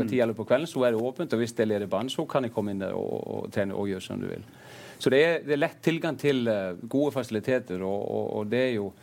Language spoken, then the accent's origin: Norwegian; Akranes, Western Region, Iceland; Norwegian is a second language